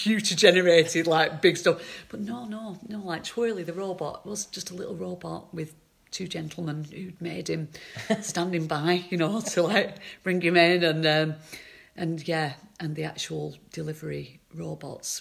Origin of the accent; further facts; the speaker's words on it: Accrington, North West England, United Kingdom; I'm from Accrington